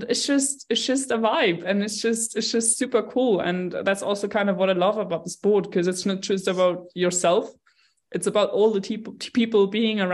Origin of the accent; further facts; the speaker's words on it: Munich, Bavaria, Germany; I grew up in Munich. I was born here. I grew up here